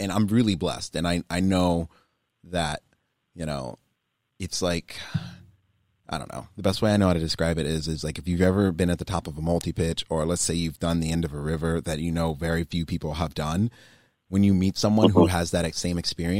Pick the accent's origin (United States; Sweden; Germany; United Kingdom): Germany; born there; I'm a military brat. I was born in Germany. You know, my parents are both in the military.